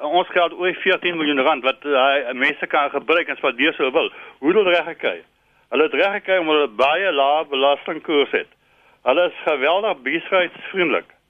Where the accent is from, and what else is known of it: South Africa